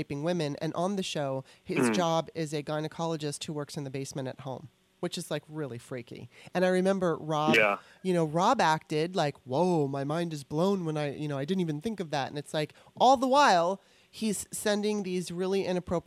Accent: United States; as a Gen Xer growing up in America

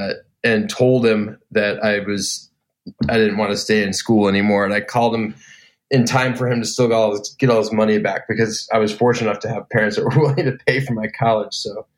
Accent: Elgin, Illinois, United States; I grew up in Elgin, Illinois, which is about 35 miles outside of downtown Chicago.

